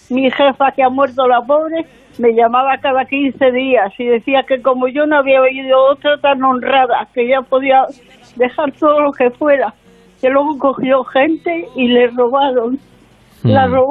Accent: Torrevieja, Valencian Community, Spain; Es que yo vengo de Torrevieja.

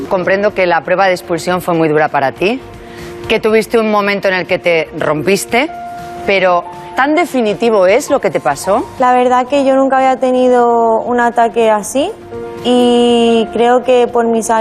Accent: Sabadell, Catalonia, Spain; Vengo de un barrio de Sabadell.

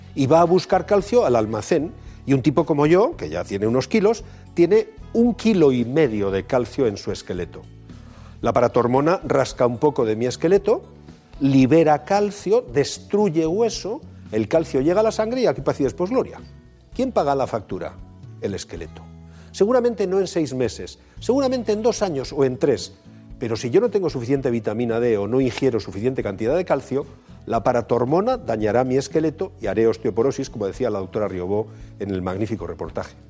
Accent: Bilbao, Basque Country, Spain; los de Bilbao tenemos una, una, característica diferenciadora

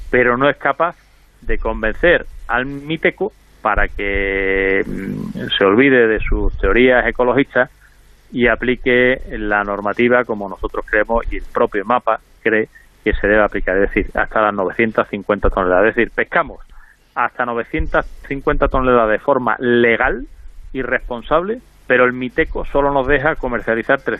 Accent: Spain; los únicos que están afectados por esta normativa somos los españoles

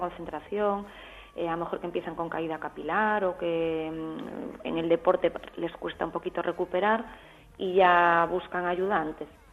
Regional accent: Galicia, Spain; Yo soy gallega

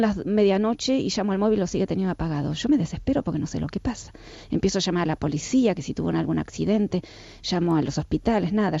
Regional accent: Argentina; soy argentina, por supuesto en Argentina todos eh, hacemos terapias, a mí mis papás me mandaron a los 13 años a hacer psicoanálisis

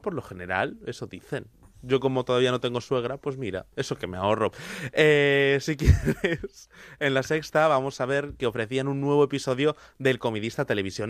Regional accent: Madrid, Community of Madrid, Spain; la chica de San Blas, donde también vengo yo

